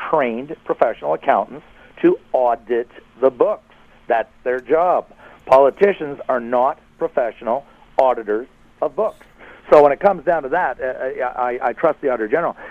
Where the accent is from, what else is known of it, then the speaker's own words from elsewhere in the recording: Ottawa, Ontario, Canada; I'm obviously from Ottawa